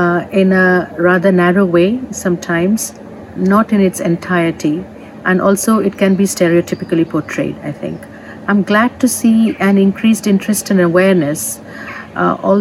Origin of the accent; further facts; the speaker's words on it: Mumbai, Maharashtra, India; moved away as an adult; also born or lived in Rajahmundry, India; now in United Kingdom; My father migrated to Mumbai when I was a few months old, and therefore I came to live in Mumbai with my family, Bombay as it was called then. And I grew up there